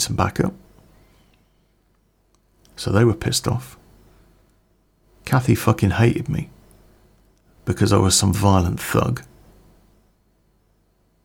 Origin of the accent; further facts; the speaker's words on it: Coventry, West Midlands, United Kingdom; I came from Coventry